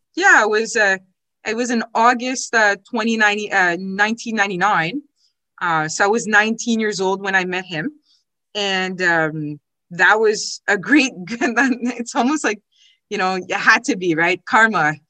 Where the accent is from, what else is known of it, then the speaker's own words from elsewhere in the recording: Ottawa, Ontario, Canada; also born or lived in Quebec City; I was born in Ottawa, although um, my uh, father was in the military, so we did move around a little bit.